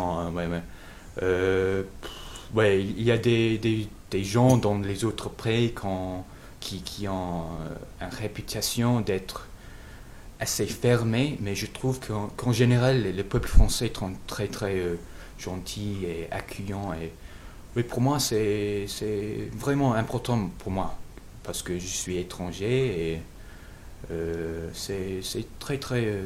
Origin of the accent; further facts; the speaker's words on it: England, United Kingdom; born there; French is a second language; Je suis anglais parce que je suis né en Angleterre, mais aussi je peux dire que je suis américain parce que je crois que je pense un peu comme un américain.